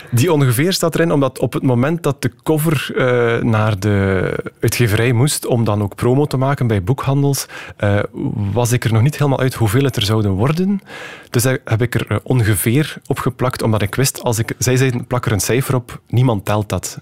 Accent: West Flanders, Belgium; accent: West Flemish; u hoort het misschien ook, ik ben West-Vlaming

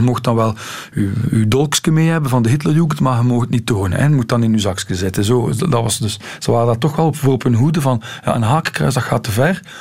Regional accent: Ghent, Flanders, Belgium; bij ons in Gent was daar nu wel nog zo een, een kantje aan. Wij hadden ook eh, leiders, toen ik ja, 12, 13 jaar was

